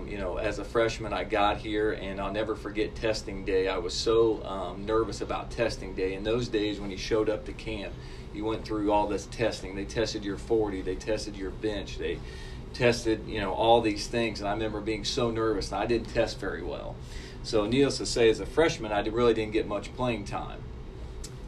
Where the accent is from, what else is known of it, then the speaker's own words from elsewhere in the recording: Sabina, Ohio, United States; moved away as an adult; I grew up in a small town called Sabine, Ohio.